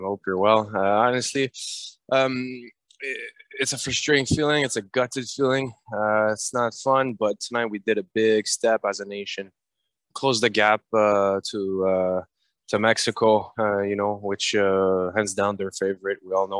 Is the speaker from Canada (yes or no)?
yes; Canada; And it was a big step forward for us tonight as Canadian. And as one nation, we really feel that everyone is behind us